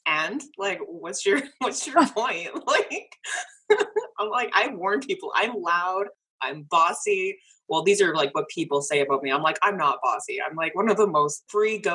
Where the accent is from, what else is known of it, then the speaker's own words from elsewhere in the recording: Canada; I'm Canadian